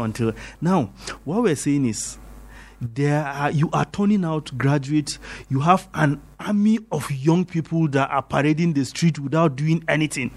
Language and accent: English; Jos, Plateau, Nigeria; We are born and brought up in Jos.